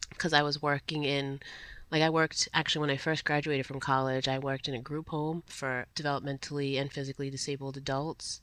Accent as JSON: {"language": "English", "town": "Providence", "region": "Rhode Island", "country": "United States", "tie": "born or raised there", "said": "I was a Providence public school kid, literally beginning to end, from Head Start through Rhode Island College"}